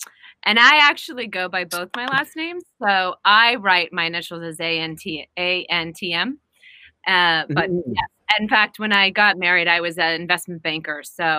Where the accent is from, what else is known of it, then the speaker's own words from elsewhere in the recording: Midwest, United States; And being a Midwesterner and coming mm-hmm. from a pretty modest upbringing